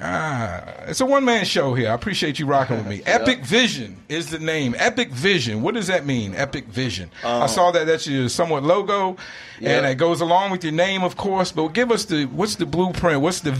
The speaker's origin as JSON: {"language": "English", "town": "Mesa", "region": "Arizona", "country": "United States", "lives_now": "Phoenix, United States", "said": "we have two artists from Mesa."}